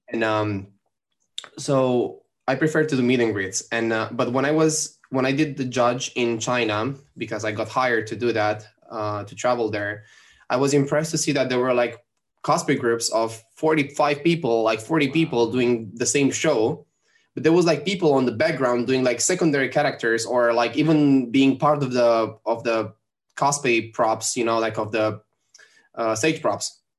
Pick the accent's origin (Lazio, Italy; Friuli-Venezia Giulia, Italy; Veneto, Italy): Lazio, Italy; Rome; English is a second language; Rome because it's my hometown city